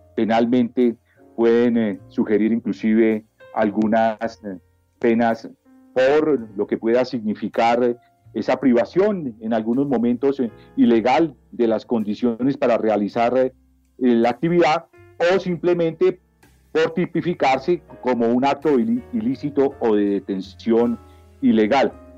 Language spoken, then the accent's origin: Spanish; Bogotá, Colombia; soy natural de la ciudad de Bogotá